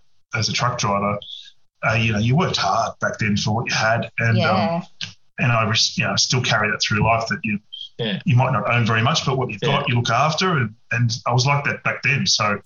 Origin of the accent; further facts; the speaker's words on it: Penrith, New South Wales, Australia; I grew up in Western Sydney at Penrith